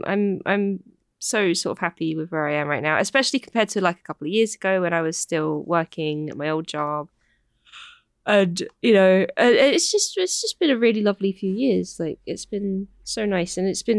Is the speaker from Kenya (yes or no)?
no; United Kingdom; I'm not satisfied. I am British.